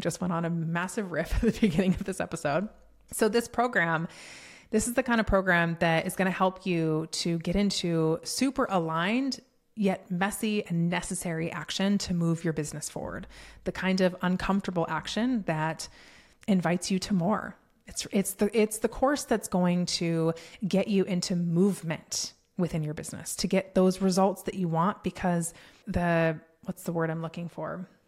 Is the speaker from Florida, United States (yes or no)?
no; Colorado, United States; moved away as an adult; now in Texas, United States; I was born and raised in Colorado, born there, lived there my entire life